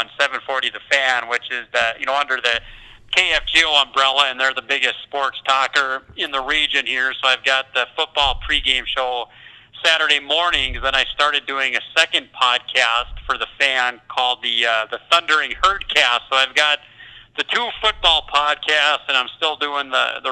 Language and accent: English; North Dakota, United States; born and raised in North Dakota